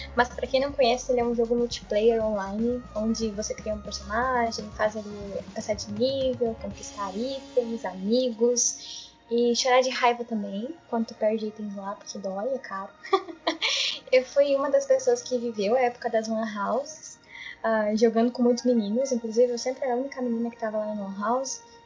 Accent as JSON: {"language": "Portuguese", "town": "Uruguaiana", "region": "Rio Grande do Sul", "country": "Brazil", "tie": "born or raised there", "said": "eu morando aqui no Rio Grande do Sul, morando em Uruguaiana desde sempre"}